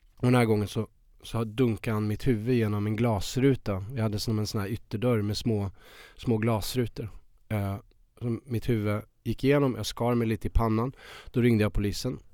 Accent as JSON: {"language": "Swedish", "region": "Värmland", "country": "Sweden", "moved": "as an adult", "lives_now": "Stockholm, Sweden", "said": "kommer jag från Värmland. Jag var 19 år och eh, han bodde i Stockholm. Så jag flyttade ju upp hit eh, till honom."}